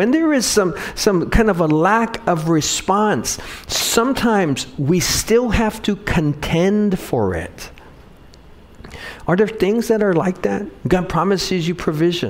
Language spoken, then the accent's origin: English; Wahiawa, Hawaii, United States; I grew up in Wahiawa